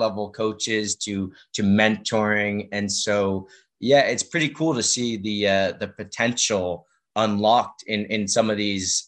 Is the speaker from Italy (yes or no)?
no; Massachusetts, United States; I'm from Massachusetts